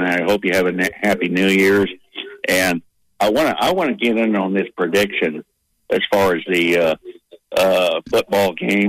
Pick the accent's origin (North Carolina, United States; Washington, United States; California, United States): California, United States; moved away; When I was growing up in California, as a kid